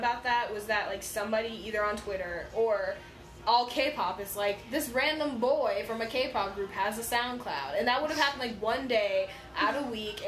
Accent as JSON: {"language": "English", "country": "United States", "said": "I'm American"}